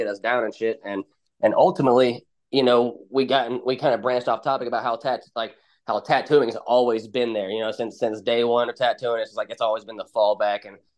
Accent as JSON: {"language": "English", "town": "Brownsburg", "region": "Indiana", "country": "United States", "tie": "born or raised there", "said": "I'm in Brownsburg, Indiana"}